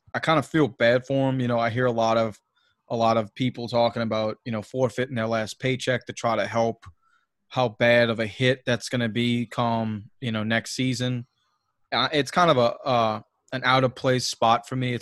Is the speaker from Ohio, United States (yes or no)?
no; Louisiana, United States; I'm from the South, you know, Louisiana being like the worst, you know, school system in America. So I didn't have a great, you know, a great education being brought up.